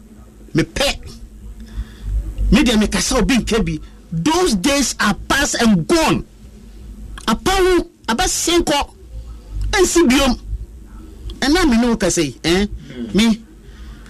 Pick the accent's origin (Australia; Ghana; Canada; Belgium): Ghana; I'm a Ghanaian.